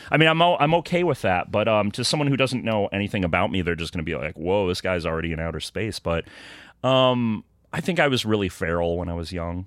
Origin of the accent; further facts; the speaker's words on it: Rockford, Illinois, United States; I'm from Rockford, Illinois.